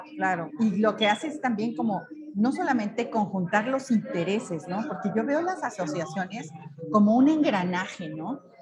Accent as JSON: {"language": "Spanish", "country": "Mexico"}